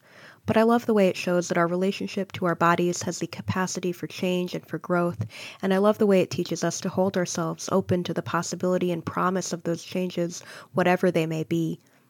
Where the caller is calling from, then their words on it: Ann Arbor, Michigan, United States; I'm recording from Ann Arbor, Michigan.